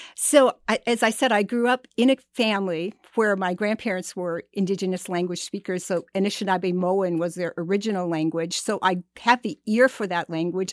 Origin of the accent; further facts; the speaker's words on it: White Earth Reservation, Minnesota, United States; I'm from White Earth Reservation, and I grew up really among storytellers